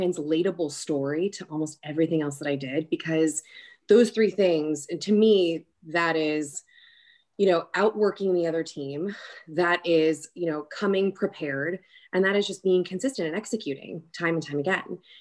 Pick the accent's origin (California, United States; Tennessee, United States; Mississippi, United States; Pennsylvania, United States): California, United States; Long Beach; moved away as an adult; also born or lived in New York City, New York; now in Birmingham, United States; I hail from a town called Long Beach, so kind of on the cusp of LA and Orange County. I grew up there